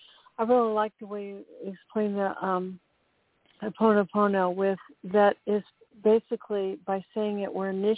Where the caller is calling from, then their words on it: Monterey, California, United States; I'm calling from Monterey, Central Coast, California.